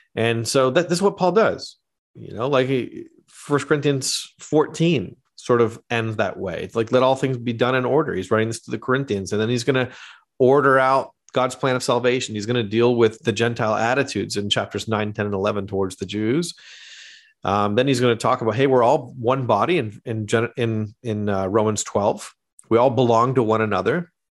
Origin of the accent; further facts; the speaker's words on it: Canada; moved away; also born or lived in Australia / New York; I am actually Canadian. I'm not Australian.